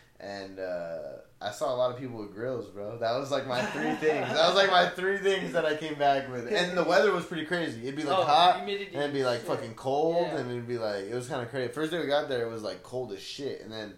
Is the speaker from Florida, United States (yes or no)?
no; Blythe, California, United States; I grew up in Blythe. This reminds me of home, bro. Yeah. This is like home for me.